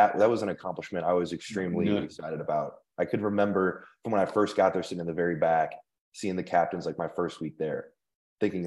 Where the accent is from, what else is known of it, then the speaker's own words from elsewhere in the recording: Indiana, United States; moved away as an adult; now in Denver, United States; I'm from Indiana, grew up a Purdue fan